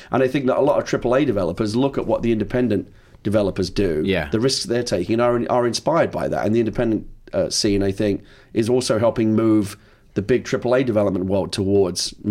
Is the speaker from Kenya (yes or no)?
no; London, United Kingdom; now in United States; I'm originally from the East End